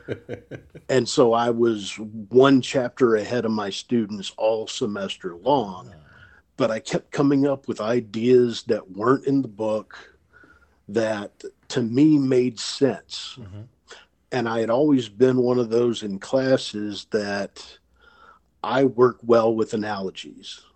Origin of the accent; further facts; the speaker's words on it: Memphis, Tennessee, United States; moved away; also born or lived in Pennsylvania; I'm originally from Memphis